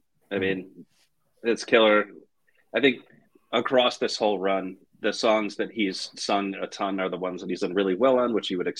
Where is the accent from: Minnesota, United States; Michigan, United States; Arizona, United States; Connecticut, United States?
Connecticut, United States; now in Boston, United States; This venue is not too far from where I grew up in Connecticut